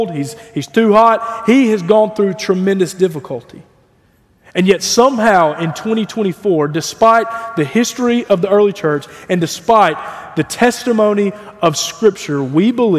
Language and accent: English; United States; as American evangelicals